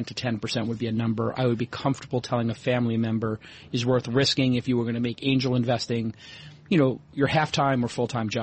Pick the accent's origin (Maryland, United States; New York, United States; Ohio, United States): New York, United States; moved away; also born or lived in Brooklyn / Silicon Valley; being a New Yorker